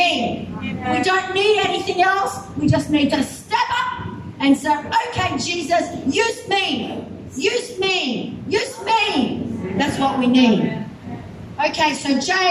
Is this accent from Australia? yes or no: yes; Australia; I'm just from Australia